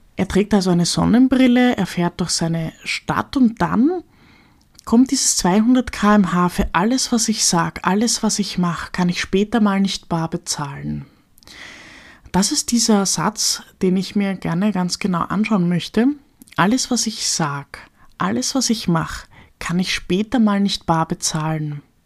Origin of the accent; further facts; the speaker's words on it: Austria; als Österreicherin